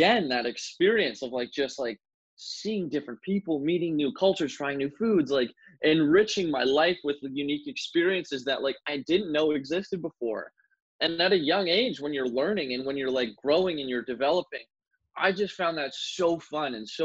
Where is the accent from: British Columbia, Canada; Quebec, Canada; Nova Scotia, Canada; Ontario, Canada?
Ontario, Canada; Ottawa; also born or lived in St. John's, Newfoundland; I was born in St. John's, Newfoundland in 1996, moved to Ottawa, Canada in the year 2000 when my dad's job relocated, and I've been here in Ottawa ever since